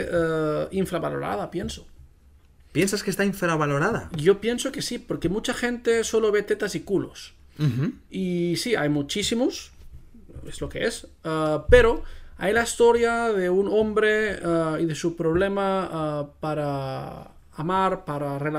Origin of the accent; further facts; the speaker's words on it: Spain; first language Catalan; Spanish is a second language; Especialmente, pues en catalán, ¿no? Que es que es mi primera lengua.